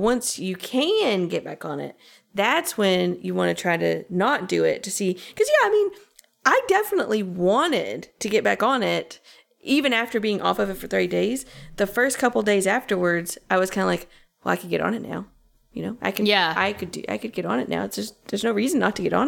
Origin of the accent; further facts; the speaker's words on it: Knoxville, Tennessee, United States; accent: southern; moved away; I was back in Knoxville for the weekend, so I got to back in my southern accent